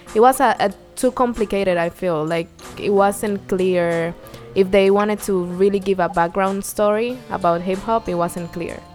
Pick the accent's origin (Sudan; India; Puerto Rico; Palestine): Puerto Rico; accent: Puerto Rican; moved away as an adult; now in New York, United States; I came from Puerto Rico four years